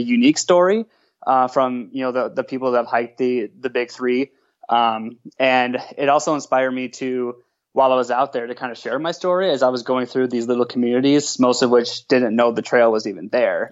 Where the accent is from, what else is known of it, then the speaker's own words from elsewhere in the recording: Minnesota, United States; moved away as an adult; now in Grand Rapids, United States; I'm from Minnesota originally